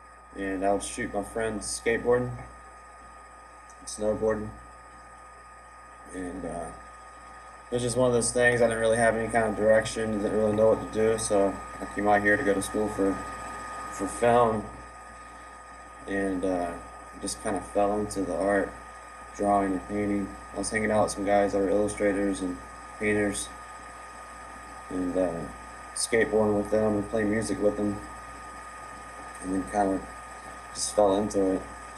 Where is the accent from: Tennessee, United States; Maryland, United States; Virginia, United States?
Virginia, United States; In Virginia.